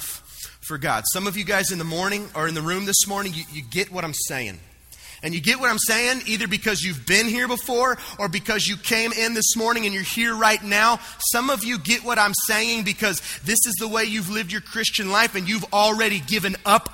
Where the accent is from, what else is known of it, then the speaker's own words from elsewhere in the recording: the South, United States; I grew up right here in the South